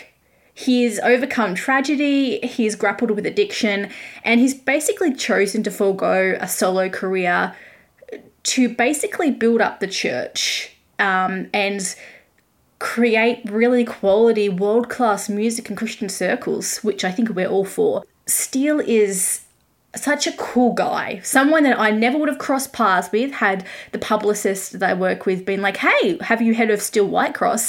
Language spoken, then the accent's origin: English; Australia; I am an Aussie music journalist, currently grounded in my home country due to COVID